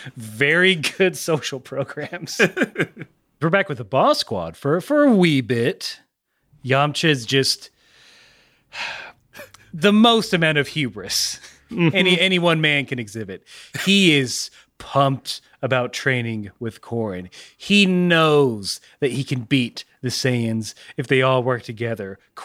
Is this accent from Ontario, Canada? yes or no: no; Montreal, Quebec, Canada; Sorry, I'm from Quebec.